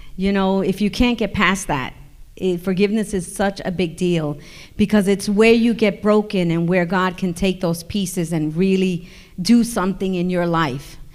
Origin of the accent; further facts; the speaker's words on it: New York, United States; I'm from New York